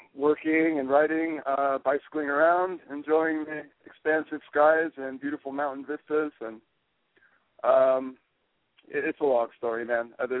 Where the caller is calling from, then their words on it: Tucson, Arizona, United States; also born or lived in Southern California / San Francisco Bay Area; I'm calling from Tucson, Arizona.